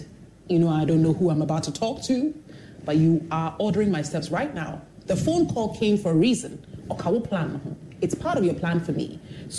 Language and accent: English; Jerusalem, Jerusalem District, Israel; born there; I was born in Jerusalem.